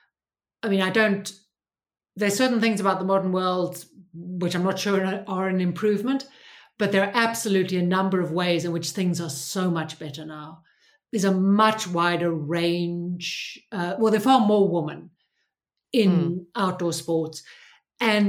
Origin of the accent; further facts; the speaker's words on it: South Africa; I grew up in South Africa under, you know, hard apartheid.